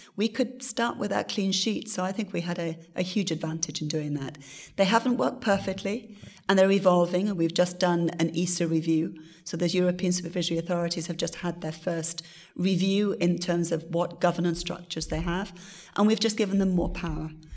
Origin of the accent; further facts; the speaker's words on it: Wales, United Kingdom; my country, my home country of Wales